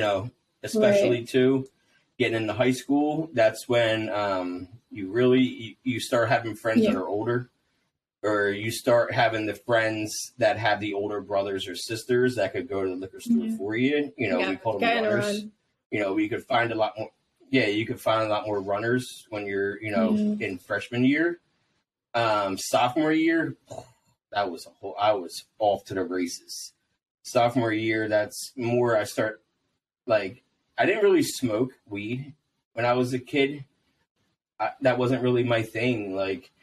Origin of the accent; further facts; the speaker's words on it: New Jersey, United States; I grew up in South Jersey